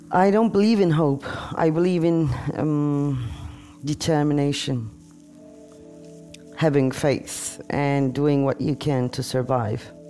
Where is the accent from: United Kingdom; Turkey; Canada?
Turkey; English is a second language; moved away; Yeah. My country.